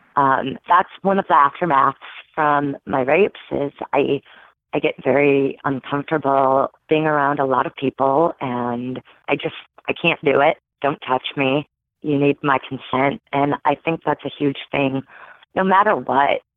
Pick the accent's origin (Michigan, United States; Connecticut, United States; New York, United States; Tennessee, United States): Michigan, United States; born or raised there